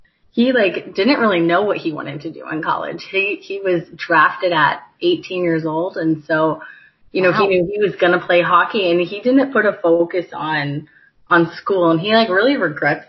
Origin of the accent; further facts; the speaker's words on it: Carmel, Indiana, United States; also born or lived in Michigan; I am from Carmel. I grew up there and went to Carmel High School.